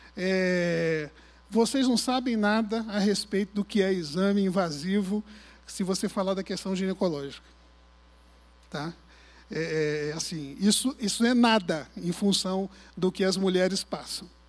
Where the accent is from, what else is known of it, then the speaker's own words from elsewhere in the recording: Arraial do Cabo, Rio de Janeiro, Brazil; Eu nasci em Cabo Frio, fui criado em Arraial do Cabo